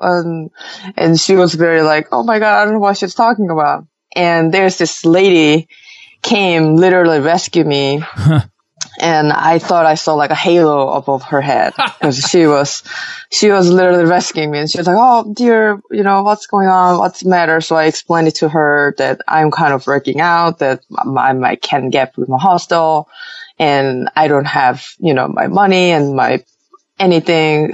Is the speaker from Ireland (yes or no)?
no; Seoul, South Korea; moved away as an adult; I was born and raised in Seoul most of my life